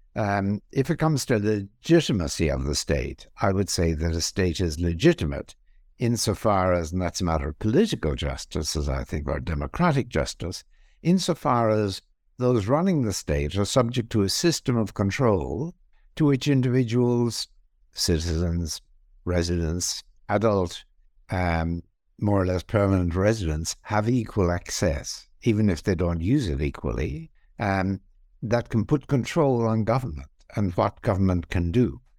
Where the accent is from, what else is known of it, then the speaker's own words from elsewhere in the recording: Ireland; moved away as an adult; also born or lived in England / Australia / Princeton, United States; I was born in Ireland. I was also trained in Ireland in philosophy. I moved then to England, where I had some positions there and moved in 1984 to the Australian National University